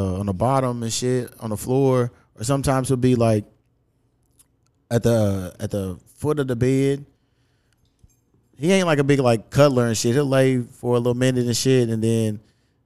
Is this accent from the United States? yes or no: yes; Louisville, Kentucky, United States; the hood where I grew up out in Newburgh